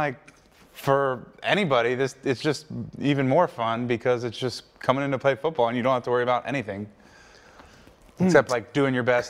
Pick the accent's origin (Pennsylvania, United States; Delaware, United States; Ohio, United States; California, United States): Delaware, United States; So I always tell people, like when I went to Pittsburgh, I was like, I'm from Delaware. And people are like, where's Delaware? And I'm like, oh, it's like 30, 40 minutes outside of Philly.